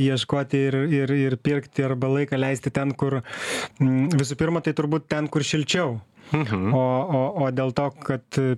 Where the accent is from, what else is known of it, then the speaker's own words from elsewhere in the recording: Lithuania; mes lietuviai